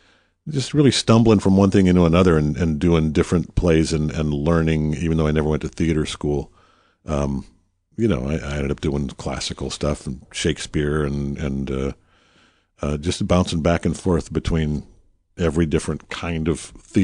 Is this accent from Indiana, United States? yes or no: no; Detroit, Michigan, United States; moved away; And I was born in Motown